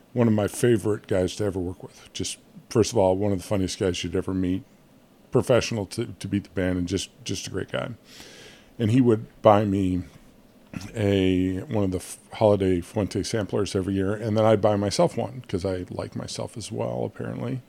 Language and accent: English; United States; I'm an American